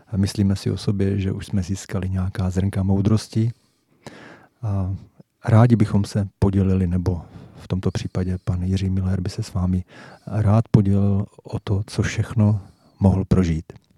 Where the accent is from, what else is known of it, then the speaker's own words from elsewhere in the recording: Jaroměř, Hradec Králové Region, Czechia; oba pocházíme z Jaroměře a věřte, nevěřte, eh, známe se už od samého dětství